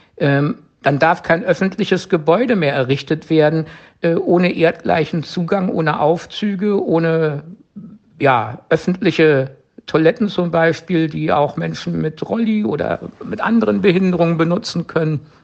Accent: Germany; bei uns in Deutschland

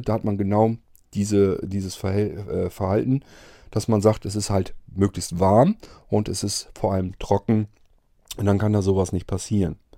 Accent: Germany; bei uns in Deutschland

